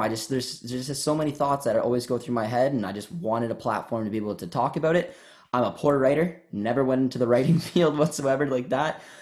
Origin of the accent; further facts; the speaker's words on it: Canada; I grew up in Canada and a small town of two thousand people